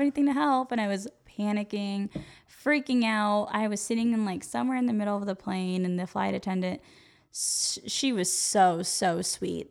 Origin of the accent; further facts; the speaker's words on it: Yuba City, California, United States; I grew up in Yuba City, California.